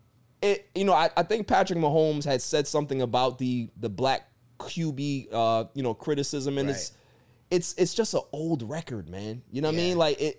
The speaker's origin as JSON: {"language": "English", "country": "Jamaica", "said": "because I'm Jamaican"}